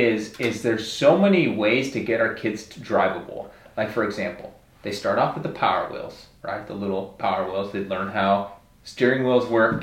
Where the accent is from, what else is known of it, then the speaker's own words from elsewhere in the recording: Mesa, Arizona, United States; I grew up in Mesa.